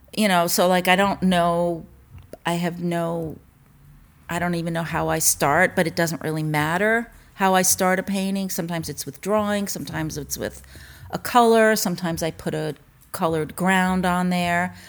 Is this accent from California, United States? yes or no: no; Mamaroneck, New York, United States; also born or lived in Larchmont, New York / Tribeca, New York / Long Island; I grew up in Mamaroneck, New York